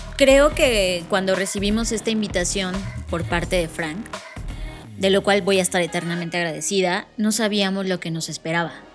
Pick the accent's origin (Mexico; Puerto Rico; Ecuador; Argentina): Mexico; como mexicanos